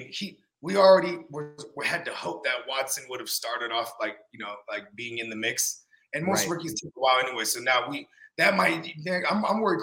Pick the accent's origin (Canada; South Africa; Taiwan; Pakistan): Taiwan; I'm Taiwanese